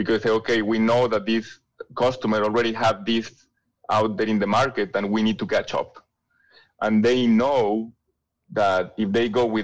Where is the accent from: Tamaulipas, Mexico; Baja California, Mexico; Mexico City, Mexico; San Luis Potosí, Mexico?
San Luis Potosí, Mexico; English is a second language; moved away as an adult; also born or lived in France; now in Detroit, United States; the manufacturing plant for Valeo was in San Luis Potosí, Mexico, which is my hometown